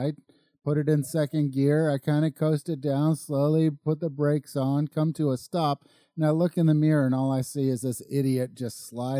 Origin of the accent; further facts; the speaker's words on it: Colorado, United States; moved away; I grew up in Colorado. I learned how to drive there.